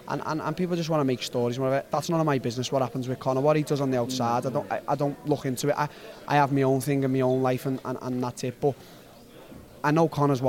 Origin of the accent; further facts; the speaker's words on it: Liverpool, North West England, United Kingdom; I'm a kid from Liverpool.